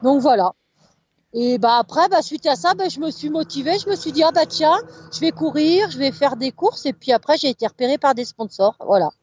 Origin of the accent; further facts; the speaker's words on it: Chapareillan, Auvergne-Rhône-Alpes, France; also born or lived in Chambéry / Maurienne valley; now in Avrieux, France; je suis née à Chambéry, j'ai habité un petit village qui s'appelle Chapareillan, donc c'était au pied du Mont Granier, au pied de la Chartreuse